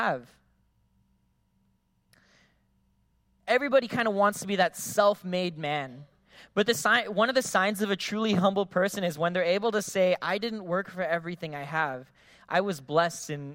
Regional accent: Philippines; now in Guam; I grew up in the Philippines

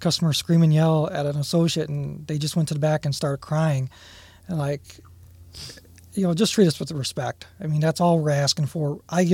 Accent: Toledo, Ohio, United States; I grew up in North Toledo, born and raised there

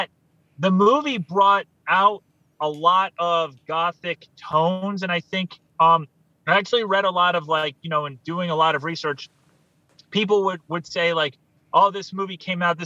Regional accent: New York, United States; I grew up in New York State

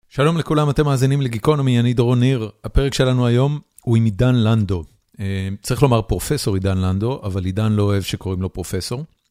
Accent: Israel; moved away as an adult; now in United States

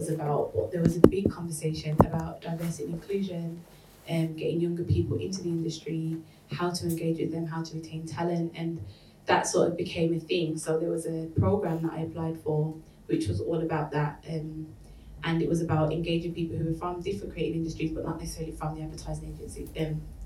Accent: Birmingham, West Midlands, United Kingdom; moved away as an adult; now in London, United Kingdom; I'm originally from Birmingham, and I moved to London about 3.5 years ago.

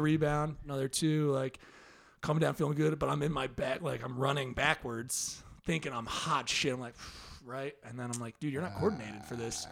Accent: New Jersey, United States; moved away as an adult; also born or lived in Philadelphia; I went to school in Philly, but I'm from Jersey

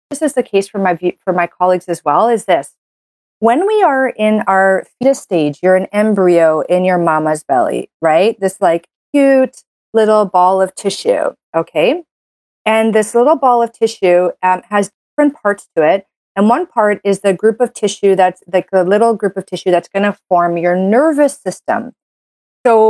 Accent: Canada; I'm a Canadian medical doctor

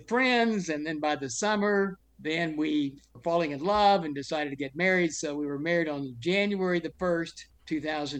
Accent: Hughes Springs, Texas, United States; also born or lived in Dallas, Texas; I was born in Dallas, Texas, the firstborn of five sons. From the second grade on, after the World War II ended, I grew up in Hughes Springs, Texas, which is a little town in northeast Texas

